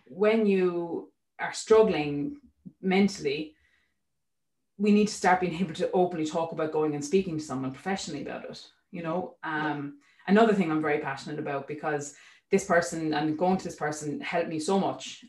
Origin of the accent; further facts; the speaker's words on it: Waterford, Munster, Ireland; moved away; I'm from Waterford, sorry, so I'm not local.